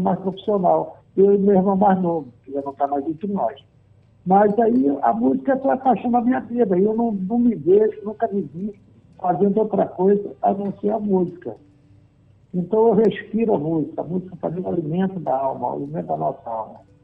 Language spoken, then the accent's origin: Portuguese; Recife, Pernambuco, Brazil; now in Rio de Janeiro, Brazil; eu também sou pernambucano. Eu nasci na Rua do Munique